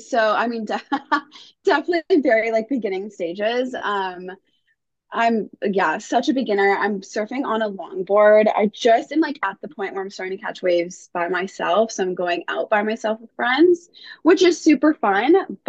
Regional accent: Toronto, Ontario, Canada; moved away as an adult; now in Mexico; I'm originally from Toronto, Canada, but I'm currently in Sausalito, Mexico, which like no one has heard of. So it's near Puerto Vallarta

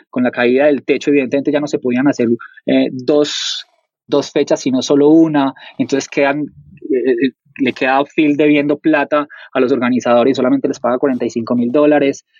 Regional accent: Colombia

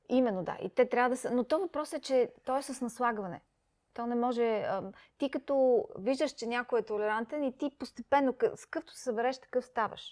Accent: Sofia, Sofia City, Bulgaria; moved away as an adult; also born or lived in Peshtera, Bulgaria / London, United Kingdom / Singapore / Hong Kong; Аз макар, че не съм родена в София, аз съм родена в Пещера, но на 7 години съм дошла тук в София

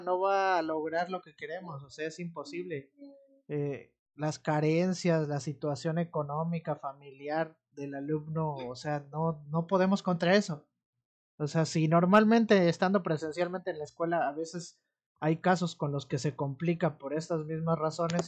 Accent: Amatlán de los Reyes, Veracruz, Mexico; also born or lived in Orizaba; Yo soy de Amatlán de los Reyes, pero eh, estoy trabajando en Minatitlán

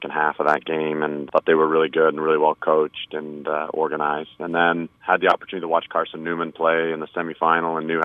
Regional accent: Canada; also born or lived in England; now in United States; I was born in England but grew up in Canada

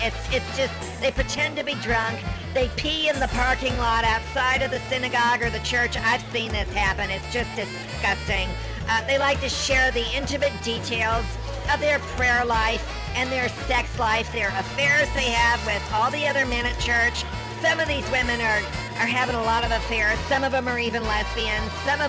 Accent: Las Vegas, Nevada, United States; My hometown.

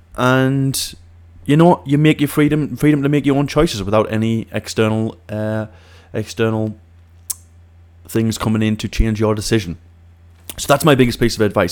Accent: Siem, North East England, United Kingdom; moved away as an adult; My hometown is a place called Siem in the northeast of England

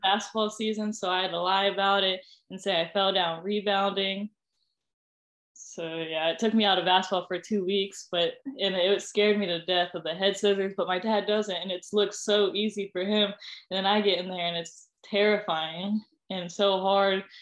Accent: Ohio, United States; I was from Ohio

